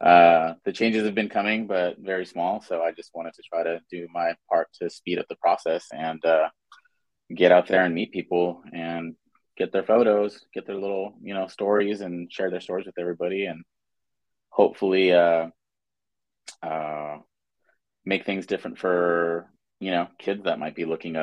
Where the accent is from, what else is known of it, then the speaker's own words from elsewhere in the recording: Inglewood, California, United States; I grew up in Inglewood, California